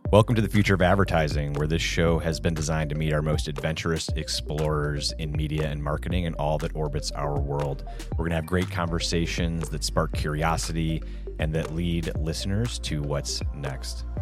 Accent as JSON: {"language": "English", "town": "Chicago", "region": "Illinois", "country": "United States", "tie": "born or raised there", "said": "I am a born and raised Chicago native, uh, myself from the South Side"}